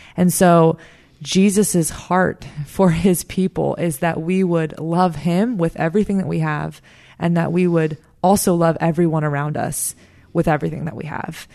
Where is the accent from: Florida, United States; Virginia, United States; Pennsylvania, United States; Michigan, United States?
Florida, United States; South; I'm from South Florida. I, I'm working now at the church that I grew up